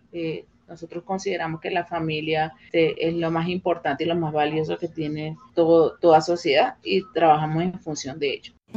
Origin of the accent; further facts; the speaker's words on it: Venezuela; now in Colombia; como venezolano